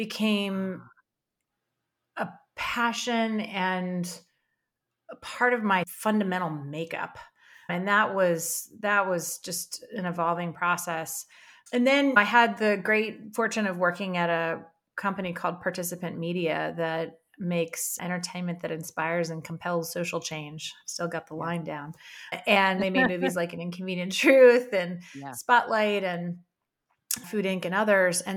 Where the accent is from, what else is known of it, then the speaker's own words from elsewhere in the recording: Maryland, United States; I grew up on the Chesapeake Bay or around the Chesapeake Bay here on the East Coast